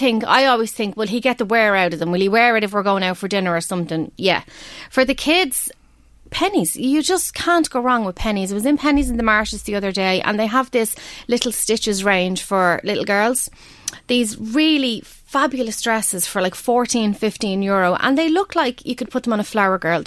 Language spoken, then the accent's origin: English; Ireland; We're Irish.